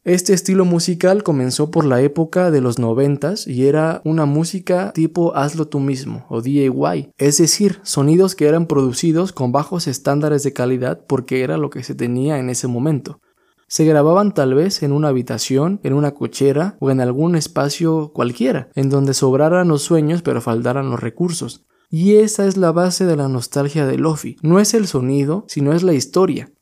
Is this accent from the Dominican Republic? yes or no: no; Mexico; para tratar de entender quiénes éramos como mexicanos y para buscar nuestra verdadera identidad